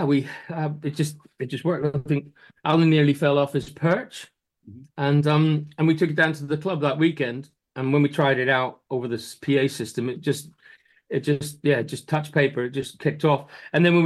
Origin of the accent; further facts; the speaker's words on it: Ireland; moved away; also born or lived in London; As an Irishman